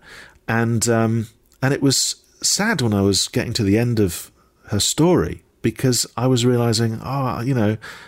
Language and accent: English; Dundee, Scotland, United Kingdom; was born in Dundee. I am Scottish